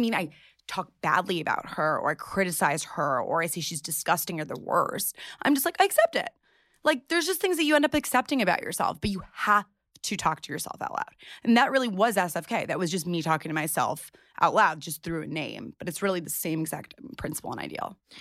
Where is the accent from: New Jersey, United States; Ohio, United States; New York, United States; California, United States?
New York, United States; New York City; I grew up in New York City